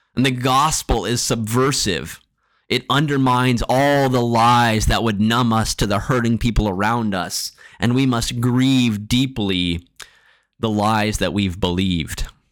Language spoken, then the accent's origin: English; Marshalltown, Iowa, United States; As a kid growing up in Marshalltown